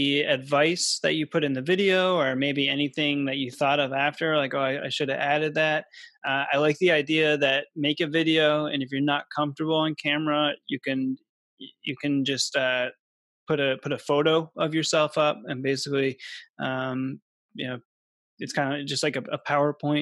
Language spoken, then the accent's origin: English; Massachusetts, United States; I was from Massachusetts